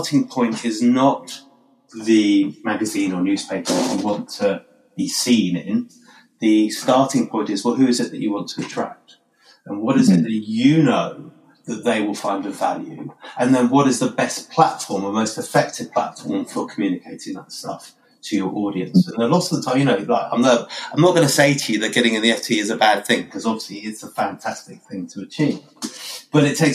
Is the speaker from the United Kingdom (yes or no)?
yes; United Kingdom; we're British